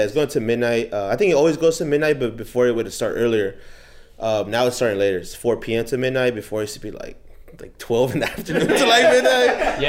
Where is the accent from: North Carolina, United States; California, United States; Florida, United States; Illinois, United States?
California, United States; Inglewood; Inglewood, California.